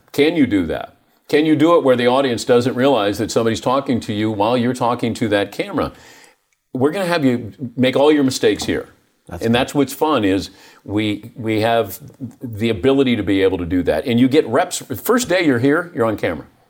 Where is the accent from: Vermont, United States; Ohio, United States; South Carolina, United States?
Ohio, United States; moved away; also born or lived in Dayton; I grew up in Ohio